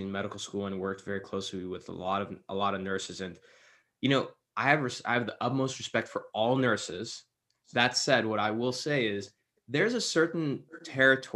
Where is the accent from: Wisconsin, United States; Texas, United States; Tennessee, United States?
Texas, United States; El Paso; moved away; I'm originally from Texas